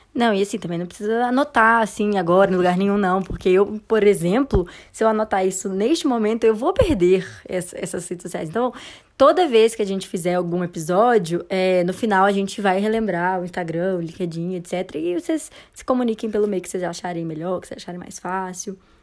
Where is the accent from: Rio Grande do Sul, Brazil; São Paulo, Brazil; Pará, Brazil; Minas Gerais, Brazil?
Minas Gerais, Brazil; Belo Horizonte; moved away as an adult; now in Campinas, Brazil; sou de BH, assim, passei a maior parte da minha vida em BH